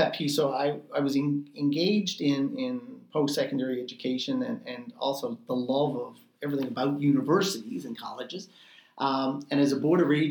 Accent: St. John's, Newfoundland and Labrador, Canada; I had never lived in residence at Memorial because I grew up in St. John's

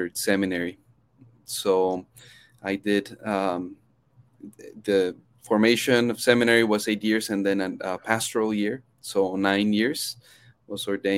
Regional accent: Chihuahua, Mexico; also born or lived in United States; now in El Paso, United States; So actually, I grew up in Mexico. I was born in the States, but then grew up in Chihuahua City

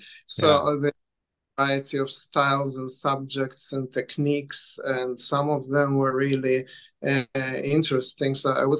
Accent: Lithuania; also born or lived in Israel; now in Vancouver, Canada; I was born in Lithuania, and then I lived in Israel for a while, and I came to Vancouver to study animation.

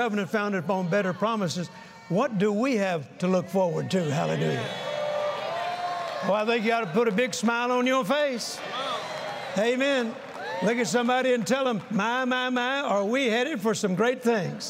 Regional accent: the South, United States; when I was a young boy, I was born in the South, and we Southern boys have a phrase

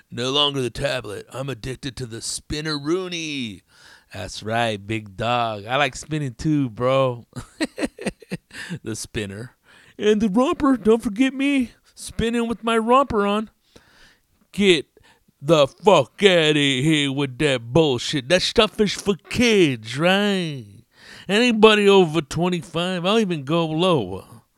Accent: Tempe, Arizona, United States; also born or lived in Phoenix; Carnal, I'm from Tempe, Arizona, Homes.

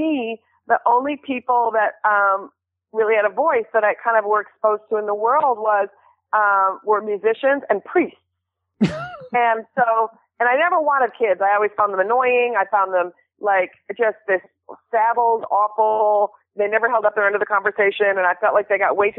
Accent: Minneapolis, Minnesota, United States; I grew up in Minneapolis.

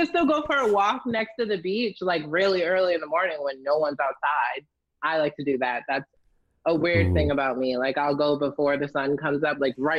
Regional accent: Salem, Massachusetts, United States; I'm 28. I'm from Salem, Massachusetts.

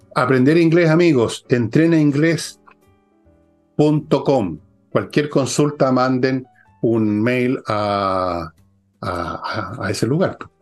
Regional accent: Chile

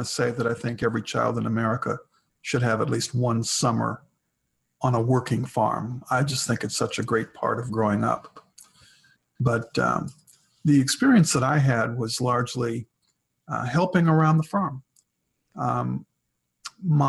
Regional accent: Milwaukee, Wisconsin, United States; I grew up in Milwaukee, Wisconsin. I was a city boy.

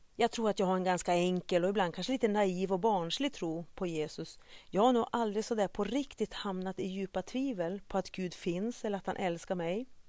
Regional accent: Vännäs, Västerbotten County, Sweden; also born or lived in Kenya; Som liten spelade jag i Vännäs AIK

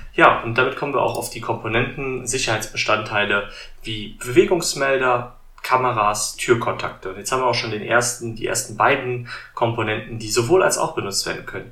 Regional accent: Germany; bei uns in Deutschland

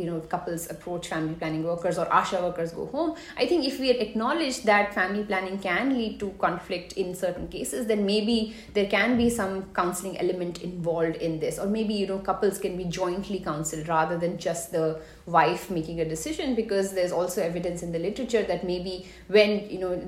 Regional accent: Haryana, India; I'm from Haryana

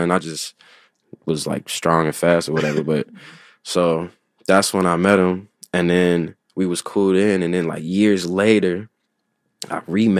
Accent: Chicago, Illinois, United States; I'm from Morgan Park.

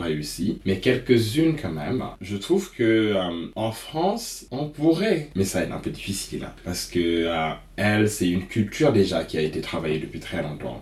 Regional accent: Senegal; moved away; also born or lived in Stockholm, Sweden; je suis né j'ai grandi en Afrique

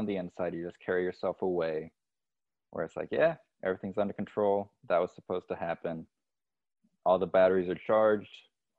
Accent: Dominican Republic; moved away as an adult; also born or lived in Indiana; now in United States; Then when I was 1 year old, I moved to the Dominican Republic. My parents are missionaries. They still live there.

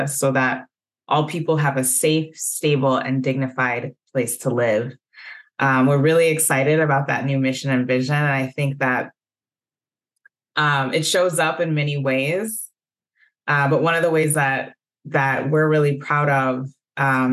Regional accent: Evanston, Illinois, United States; moved away as an adult; now in Minnesota, United States; I was born in Evanston, Illinois, so I'm not a native of Minnesota. But I came to Minnesota by way of Carleton College, where I went to undergrad

